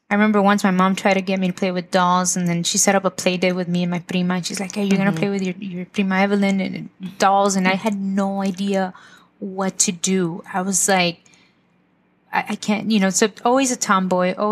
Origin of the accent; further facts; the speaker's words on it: Lynwood, California, United States; also born or lived in Zacapu, Michoacán, Mexico; Grew up in Linwood, went to Linwood High School